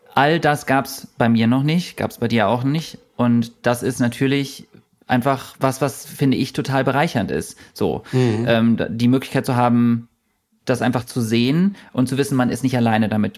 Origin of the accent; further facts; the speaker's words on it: Germany; ich komme aus Deutschland, aber ich fühle mich irgendwie nicht deutsch.